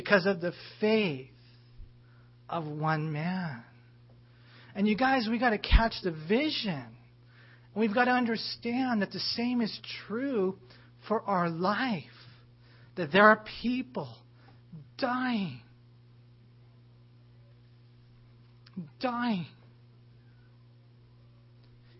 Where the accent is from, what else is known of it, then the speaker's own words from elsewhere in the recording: United States; American Christians